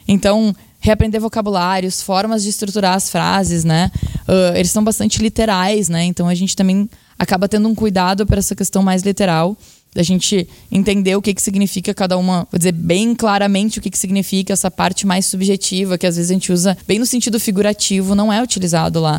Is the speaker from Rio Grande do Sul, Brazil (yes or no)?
yes; Porto Alegre, Rio Grande do Sul, Brazil; sou porto-alegrense, então sempre morei minha vida toda aqui